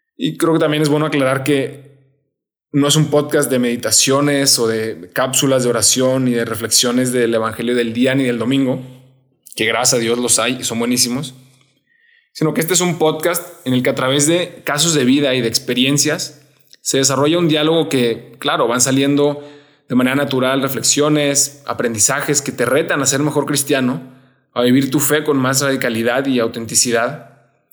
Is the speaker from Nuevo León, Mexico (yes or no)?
yes; Monterrey, Nuevo León, Mexico; soy de Monterrey. Estuve ahí prácticamente toda mi vida, desde niño en un colegio en el que crecí muchísimo